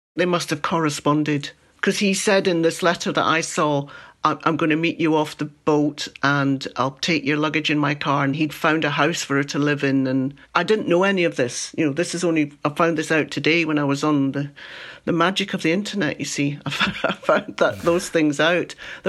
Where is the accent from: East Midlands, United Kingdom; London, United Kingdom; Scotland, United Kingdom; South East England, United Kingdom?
Scotland, United Kingdom; Glasgow; now in Ayr, United Kingdom; I was born in Glasgow and I've now retired to Ayr, which is a beautiful place by the coast.